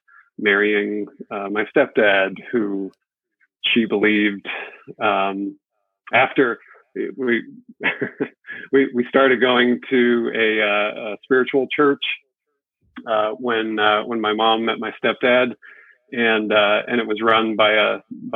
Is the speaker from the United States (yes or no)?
yes; New England, United States; moved away; also born or lived in Connecticut / Southern California; I grew up in New England, and we moved to California, Southern California